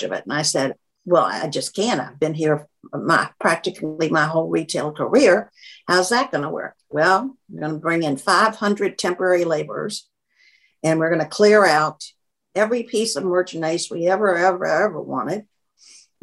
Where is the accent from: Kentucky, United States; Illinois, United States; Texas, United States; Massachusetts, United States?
Kentucky, United States; also born or lived in Boston; now in Atlanta, United States; I was from Kentucky